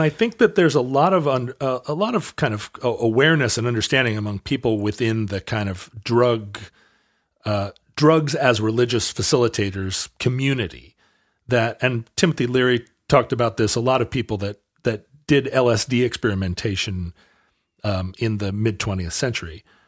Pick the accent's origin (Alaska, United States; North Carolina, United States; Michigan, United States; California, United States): Alaska, United States; Growing up in Alaska